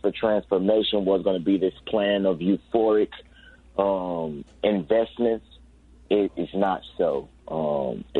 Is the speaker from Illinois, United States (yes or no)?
yes; Chicago, Illinois, United States; I grew up in Cabrini since childhood